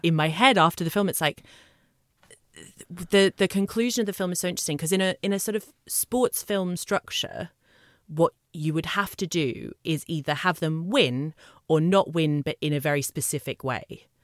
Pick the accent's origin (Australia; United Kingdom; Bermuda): Australia; moved away as an adult; I've been here fifteen years, but yes, I am from Australia.